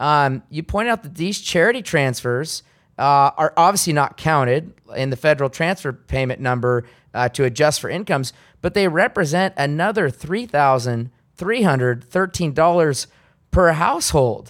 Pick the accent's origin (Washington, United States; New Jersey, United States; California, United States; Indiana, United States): Washington, United States; Seattle; moved away as an adult; my own hometown, Seattle, Washington